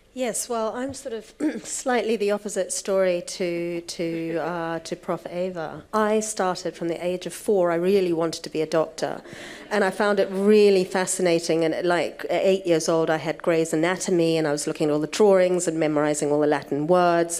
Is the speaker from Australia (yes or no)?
no; New Zealand; moved away; I went back to New Zealand. I was born in New Zealand